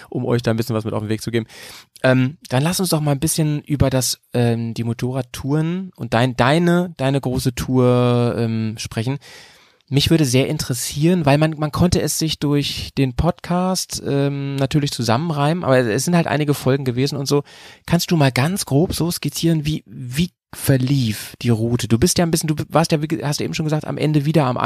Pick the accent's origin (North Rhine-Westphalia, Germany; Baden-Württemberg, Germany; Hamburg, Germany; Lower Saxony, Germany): North Rhine-Westphalia, Germany; wir kommen ja auch aus, aus dem Ruhrgebiet.